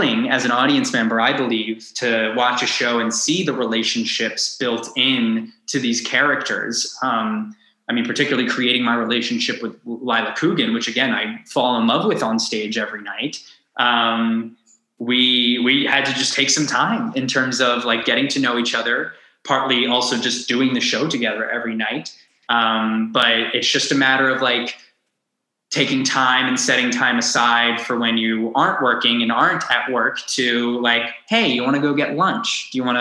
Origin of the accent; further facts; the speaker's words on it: Long Island, New York, United States; growing up on Long Island, yes, I had the city at my fingertips